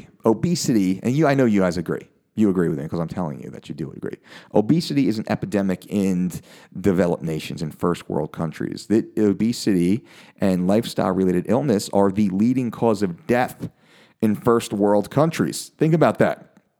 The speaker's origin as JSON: {"language": "English", "country": "United States", "said": "me as an American"}